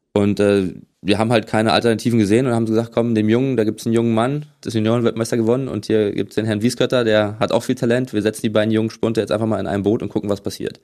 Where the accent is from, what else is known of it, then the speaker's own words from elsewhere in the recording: Berlin, Germany; moved away as an adult; now in Potsdam, Germany; Ich bin in ähm, West-Berlin geboren